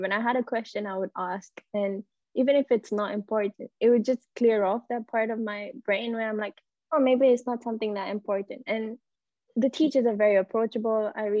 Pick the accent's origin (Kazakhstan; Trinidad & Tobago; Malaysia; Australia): Malaysia; also born or lived in Singapore; So I'm Malaysian, and I've studied in Singapore, which is a neighboring country, all my life for the first 10 years of my life.